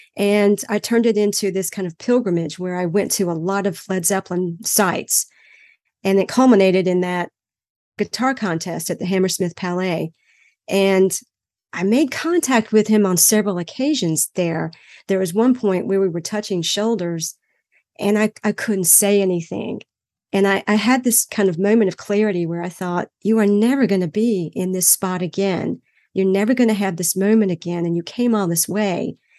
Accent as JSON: {"language": "English", "town": "Greenville", "region": "North Carolina", "country": "United States", "tie": "born or raised there", "said": "my hometown of Greenville, North Carolina when I was growing up."}